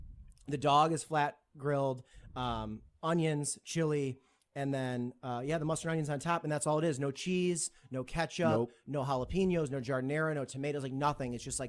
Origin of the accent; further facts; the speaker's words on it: Detroit, Michigan, United States; Mm-hmm, Detroit, yeah.